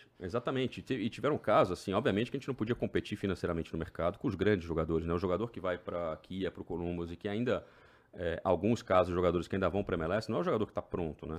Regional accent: Brazil; moved away as an adult; also born or lived in Maryland, United States; now in Orlando, United States; sou brasileiro

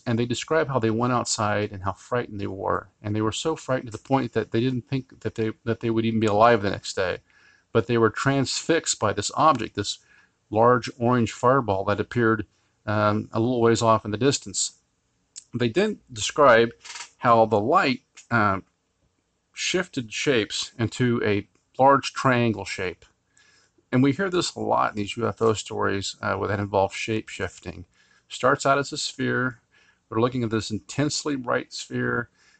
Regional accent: Finland; Today's case, well actually two cases, I come from Finland.

